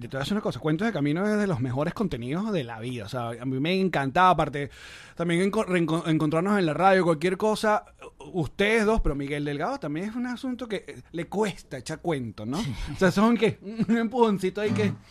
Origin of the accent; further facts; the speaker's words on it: Venezuela; como venezolano